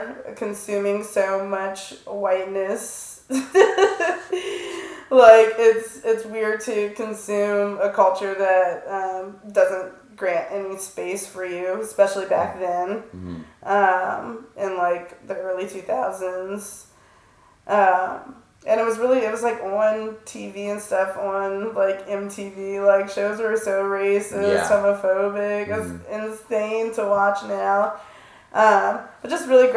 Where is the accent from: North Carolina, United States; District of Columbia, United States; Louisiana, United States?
District of Columbia, United States; Washington; I'm from Washington, D.C.